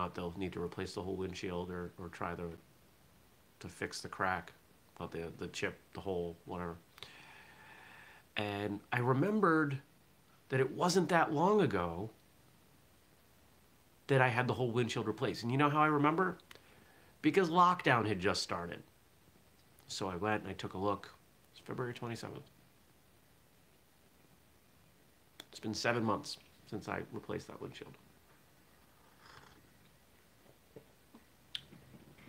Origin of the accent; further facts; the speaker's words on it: southern Maine, United States; I grew up in southern Maine, and most of the people I was around did not talk with a Maine accent